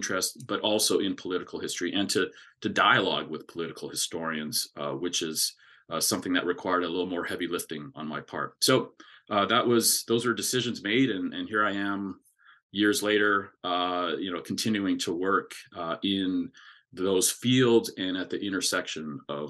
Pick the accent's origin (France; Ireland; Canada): Canada; Alberta; moved away as an adult; now in United States; growing up in Alberta, Canada